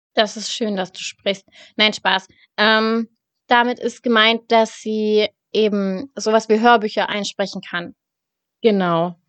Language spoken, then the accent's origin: German; Hanover, Lower Saxony, Germany; ich komme aus dem schönen Hannover. Das ist die Hauptstadt von Niedersachsen